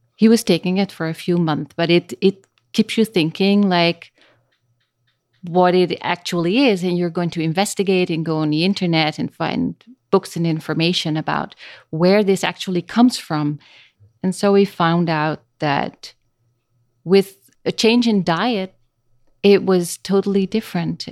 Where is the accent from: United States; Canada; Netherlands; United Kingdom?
Netherlands; first language Dutch; English is a second language; moved away as an adult; now in Costa Rica; I was born in Holland, in the Netherlands